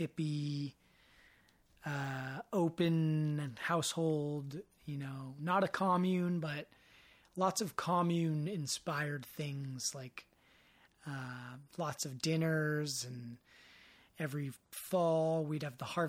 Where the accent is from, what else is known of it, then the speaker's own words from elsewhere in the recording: Marin, California, United States; growing up in Marin, the birthplace of mountain biking.